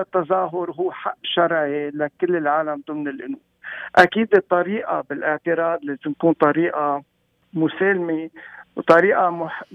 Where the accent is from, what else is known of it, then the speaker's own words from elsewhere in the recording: Lebanon; moved away; نحن كمغتربين بنوجع آه، وقت يكون بلدنا لبنان